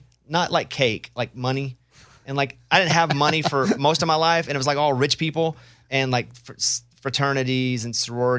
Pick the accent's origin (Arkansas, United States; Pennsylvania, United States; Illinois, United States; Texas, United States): Arkansas, United States; I grew up in Arkansas. We didn't have a beach, so I don't like the beach.